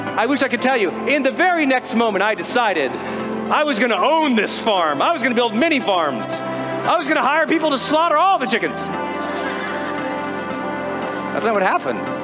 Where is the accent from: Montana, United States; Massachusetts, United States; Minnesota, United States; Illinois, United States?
Montana, United States; I'm from Montana